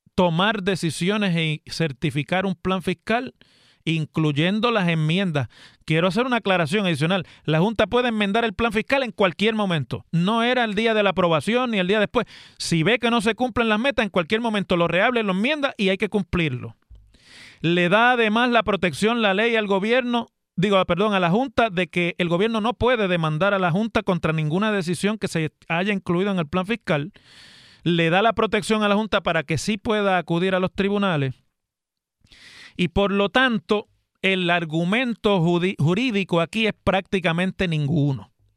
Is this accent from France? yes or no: no; Puerto Rico